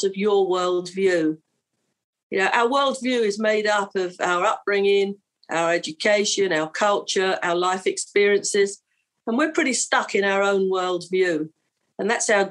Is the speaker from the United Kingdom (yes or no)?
yes; London, United Kingdom; I'm from London and I'm a hostage negotiator.